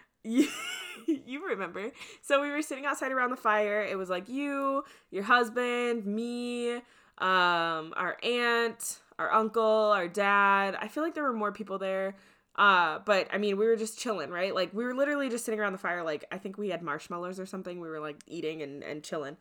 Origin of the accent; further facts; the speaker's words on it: Midwest, United States; I'm from the Midwest